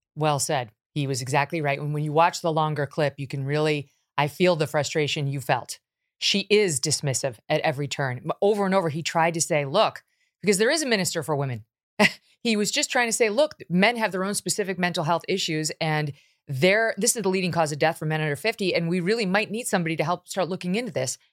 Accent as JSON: {"language": "English", "country": "United States", "said": "as an American"}